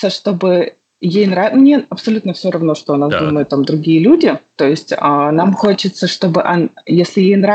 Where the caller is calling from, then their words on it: Jacksonville, Florida, United States; А город мы сейчас находимся в Джексонвилле. Мы до этого жили в Нью-Йорке